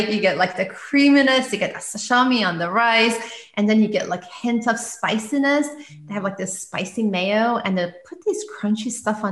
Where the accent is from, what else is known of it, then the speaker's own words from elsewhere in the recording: Iran; moved away as an adult; now in United States; I'm originally from Iran. So we don't have sushi there. And I had just moved to US.